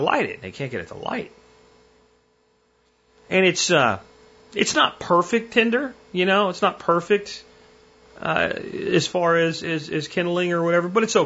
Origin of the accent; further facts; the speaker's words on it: Pennsylvania, United States; When I grew up in Pennsylvania